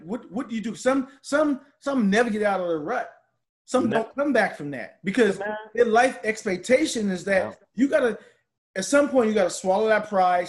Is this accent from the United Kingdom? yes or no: no; Charleston, South Carolina, United States; I was from Charleston.